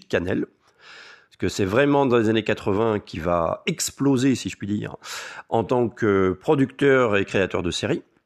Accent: France; chez nous, en France

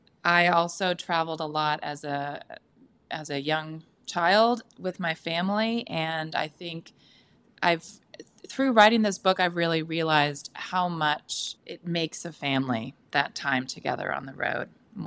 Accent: California, United States; I am from the San Francisco Bay Area.

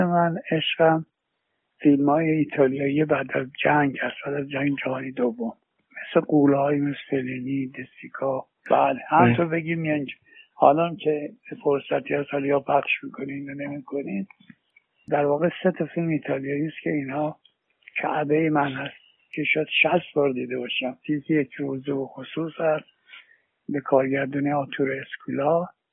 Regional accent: Iran; مردم وطنم

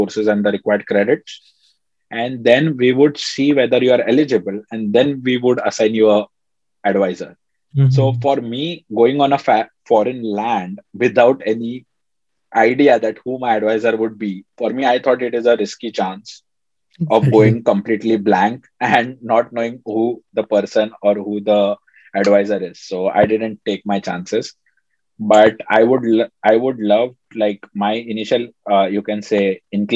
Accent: Mumbai, Maharashtra, India; moved away as an adult; now in Rochester, United States; I come from Bombay. So, you know, like Bombay is pretty crowded.

